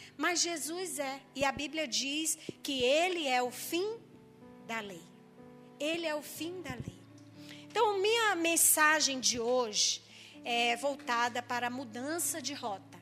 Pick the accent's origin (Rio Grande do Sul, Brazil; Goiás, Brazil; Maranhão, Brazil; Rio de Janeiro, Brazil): Maranhão, Brazil; eu sou maranhense